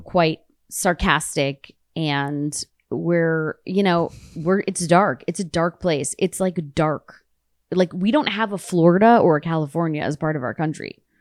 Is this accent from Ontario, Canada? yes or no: yes; Toronto, Ontario, Canada; now in United States; I'm from Toronto